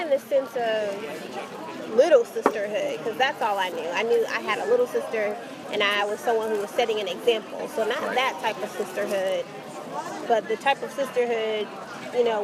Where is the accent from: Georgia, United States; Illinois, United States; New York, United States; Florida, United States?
Georgia, United States; Atlanta; I'm from Atlanta, Georgia